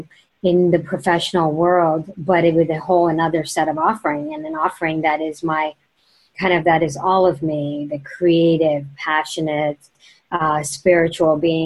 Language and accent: English; India; moved away; growing up in India